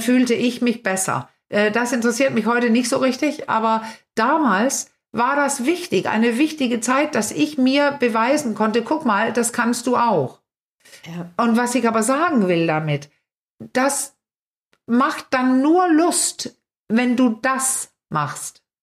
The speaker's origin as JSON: {"language": "German", "country": "Denmark", "moved": "yes", "lives_now": "Germany", "said": "ich als Dänin"}